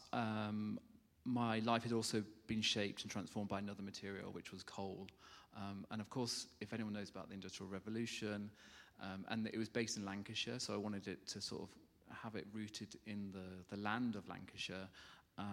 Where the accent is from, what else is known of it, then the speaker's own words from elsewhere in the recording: Witbank, Mpumalanga, South Africa; also born or lived in Scotland / South Staffordshire; So I grew up in South Africa, I moved to Witbank, which is, Witbank means, the South African name, Amelahani, means place of coal.